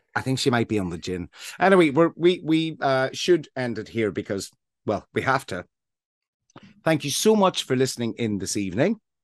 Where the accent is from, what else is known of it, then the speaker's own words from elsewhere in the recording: Northern Ireland, United Kingdom; now in Brighton, United Kingdom; I grew up in Northern Ireland